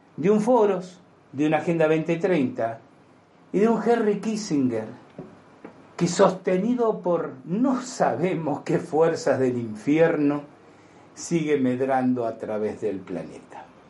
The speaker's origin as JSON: {"language": "Spanish", "country": "Argentina", "said": "yo tengo los años suficientes para haber vivido en mi país la tragedia que fueron Montoneros y el ERP"}